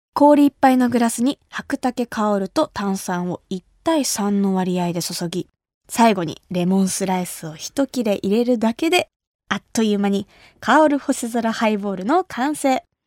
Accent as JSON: {"language": "Japanese", "region": "Kumamoto", "country": "Japan", "tie": "born or raised there", "moved": "yes", "lives_now": "Tokyo, Japan", "said": "私が生まれ育った熊本"}